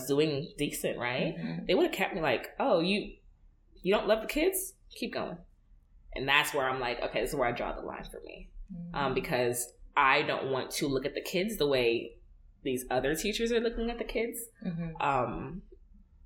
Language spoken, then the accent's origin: English; New York, United States; me and her are both Nigerian Americans. I was born in New York.